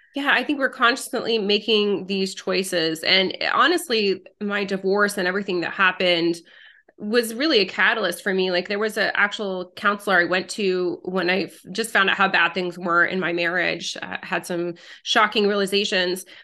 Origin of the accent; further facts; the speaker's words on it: United States; English is a second language; also born or lived in France; moved to the United States when I was a girl, didn't speak English